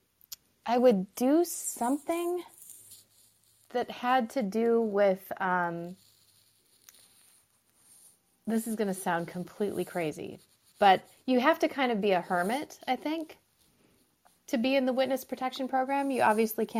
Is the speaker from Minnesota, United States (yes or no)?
yes; Minnesota, United States; now in Michigan, United States; I grew up in Minnesota